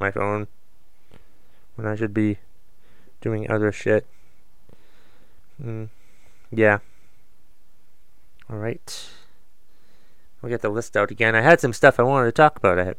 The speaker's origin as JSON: {"language": "English", "town": "Boston", "region": "Massachusetts", "country": "United States", "tie": "born or raised there", "said": "I was born in Boston"}